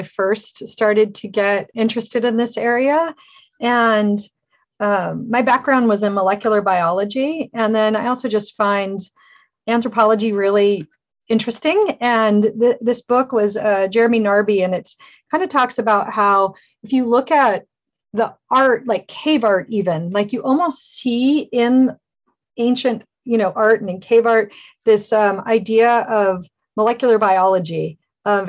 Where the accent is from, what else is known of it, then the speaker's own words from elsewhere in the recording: Alaska, United States; I grew up in Alaska and horses, and I was always running around outside.